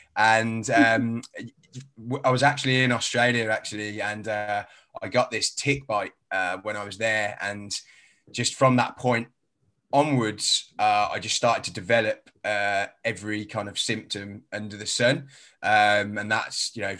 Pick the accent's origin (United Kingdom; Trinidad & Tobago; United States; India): United Kingdom; Birmingham, West Midlands; accent: a bit of a strange accent; now in London, United Kingdom; I was originally from Birmingham, so I haven't got a London accent. I've got a bit of a strange accent.